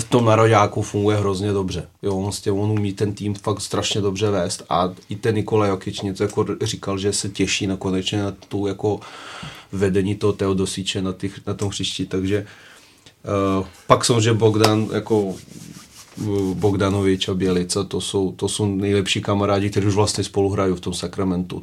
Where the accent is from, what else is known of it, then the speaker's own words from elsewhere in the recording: Serbia; now in Czech Republic; jsem Srb